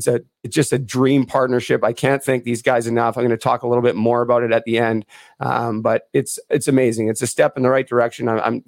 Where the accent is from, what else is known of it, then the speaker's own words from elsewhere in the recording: Vancouver, British Columbia, Canada; now in Muskoka, Canada; growing up in Vancouver